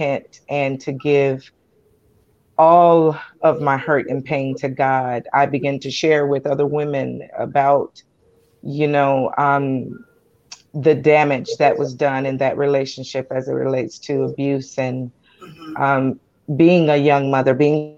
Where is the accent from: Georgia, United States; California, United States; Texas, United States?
Georgia, United States; Columbus; also born or lived in Anchorage, Alaska; now in Tucson, United States; I hail from Columbus, Georgia, born and raised in Georgia